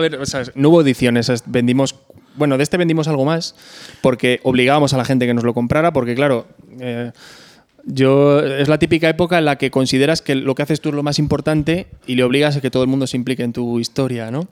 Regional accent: Pedro Bernardo, Castile and León, Spain; born or raised there

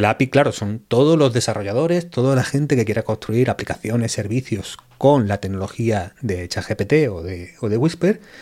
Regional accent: Málaga, Andalusia, Spain; también un poco del Málaga, porque es mi ciudad

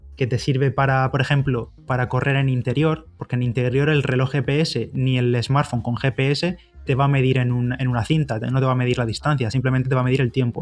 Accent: Bigastro, Valencian Community, Spain; mi pueblo, de Bigastro

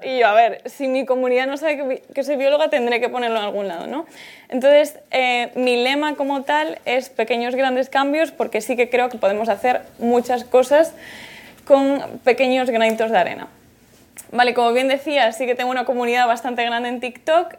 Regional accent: Galicia, Spain; soy de Galicia

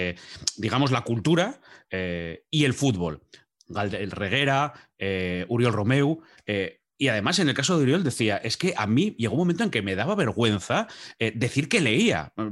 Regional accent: Asturias, Spain; Claro, para los que somos asturianos sabemos dónde está Ujo, sabemos lo que es Ujo

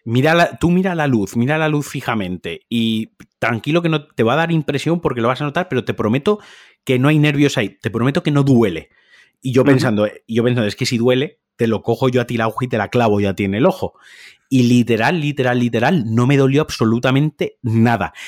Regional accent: Valencian Community, Spain; Yo soy valenciano

